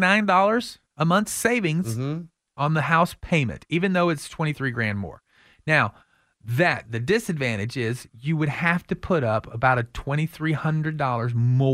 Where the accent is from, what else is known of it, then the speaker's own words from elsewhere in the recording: Austin, Texas, United States; it's hard sometimes because growing up in Austin to think that, you know, downtown homes are going to average $800,000.